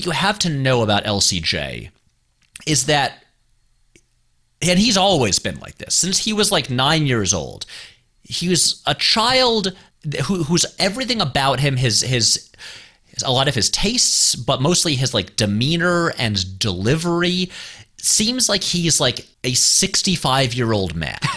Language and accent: English; Saratoga Springs, New York, United States; moved away; We're both from upstate New York. I'm from Saratoga Springs, New York.